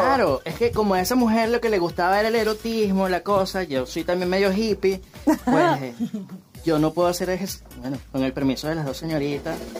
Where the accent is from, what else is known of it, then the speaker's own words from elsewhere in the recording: Venezuela; now in Madrid, Spain; nosotros venimos de Venezuela y ahora estamos residenciados en Madrid